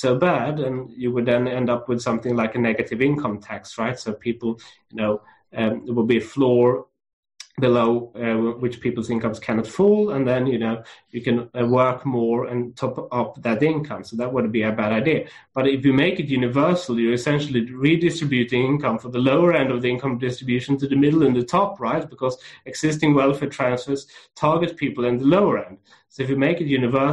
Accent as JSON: {"language": "English", "town": "Lund", "region": "Skåne", "country": "Sweden", "tie": "born or raised there", "said": "it's where I grew up in Sweden, and I grew up in a small university town called Lund"}